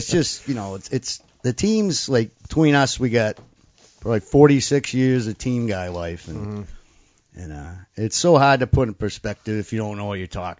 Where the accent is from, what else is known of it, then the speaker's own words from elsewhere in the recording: New Hampshire, United States; I'm from New Hampshire